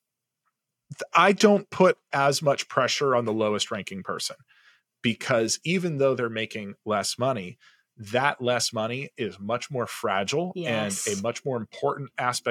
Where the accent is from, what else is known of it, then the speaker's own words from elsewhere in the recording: Southern California, United States; first language English; I'm a white male who grew up in Southern California. English is my first language.